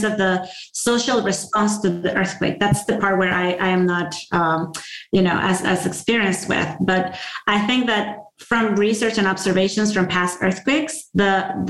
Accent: Venezuela; moved away as an adult; also born or lived in Virginia; I'm coming from Latin America

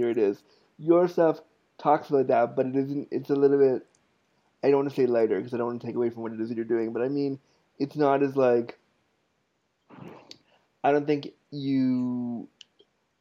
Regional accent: United States; now in Canada; I was born in the States

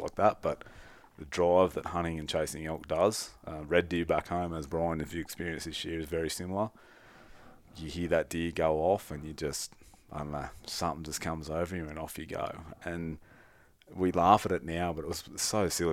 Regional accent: Australia; we're Australian, it doesn't snow in Australia very much

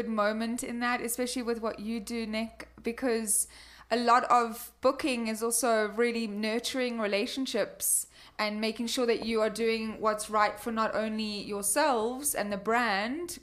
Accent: Cape Town, Western Cape, South Africa; moved away; also born or lived in London; I'm from Cape Town

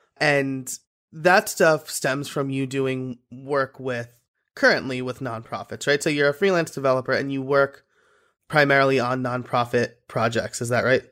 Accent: Orange County, New York, United States; I'm originally from Orange County, New York

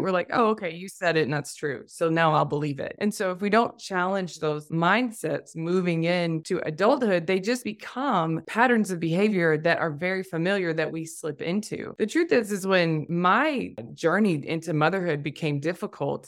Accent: Tennessee, United States; moved away as an adult; I'm a Tennessee girl, born and raised in the South

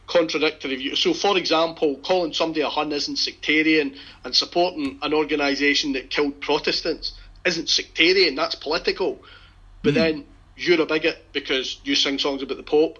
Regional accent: Scotland, United Kingdom; also born or lived in Middle England; now in England, United Kingdom; as a Scot

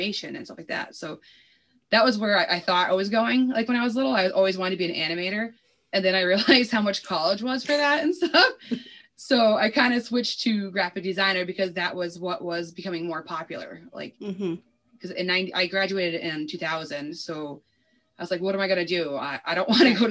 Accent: Springfield, Massachusetts, United States; I've been in Springfield, Mass forever. I literally live a whole 1.7 miles away from my mother still

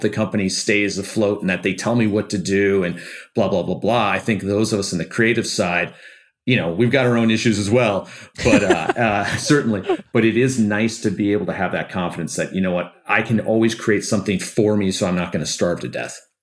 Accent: Detroit, Michigan, United States; I grew up in Detroit where it's a very unionized town

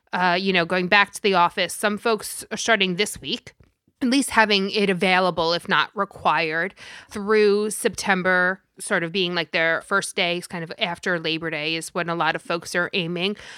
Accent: New York, United States; I am from New York and I am Italian

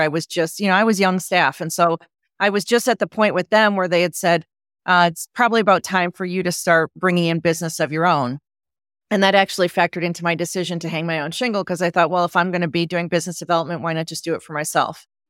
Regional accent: Wisconsin, United States; I grew up in Wisconsin

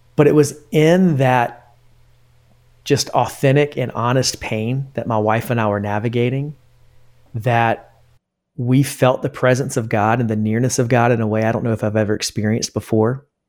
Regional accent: Columbia, South Carolina, United States; moved away as an adult; also born or lived in Greenville, South Carolina; now in Charlotte, United States; I grew up in Columbia, South Carolina, spent there, spent all of my life in South Carolina until I moved to Charlotte for Elevation Church.

